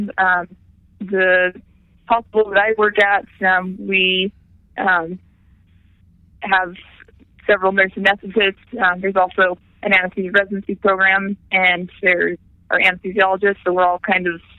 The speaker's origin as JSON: {"language": "English", "town": "Ogden", "region": "Utah", "country": "United States", "tie": "born or raised there", "said": "I'm from Ogden, Utah. In the mountains of the Wasatch Mountain, Utah. Went to Ogden High School, started running in middle school"}